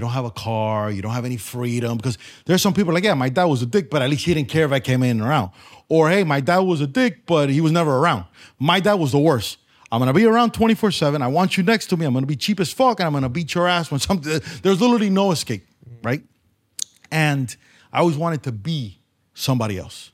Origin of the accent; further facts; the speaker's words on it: Miami, Florida, United States; growing up in Miami